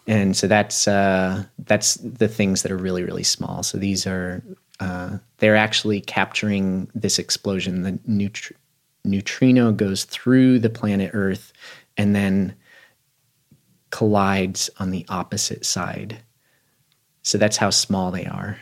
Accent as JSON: {"language": "English", "town": "Aspen", "region": "Colorado", "country": "United States", "tie": "born or raised there", "said": "a person that was born and raised in Aspen"}